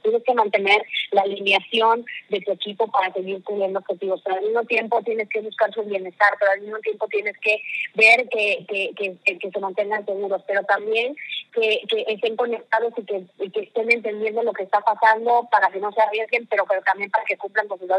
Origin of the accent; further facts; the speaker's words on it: Mexico; also born or lived in United States; yo soy una mujer mexicana, nací en una familia tradicional